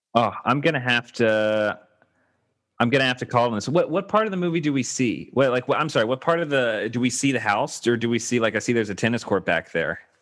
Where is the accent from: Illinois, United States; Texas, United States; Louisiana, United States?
Louisiana, United States; Baton Rouge; now in Los Angeles, United States; Baton Rouge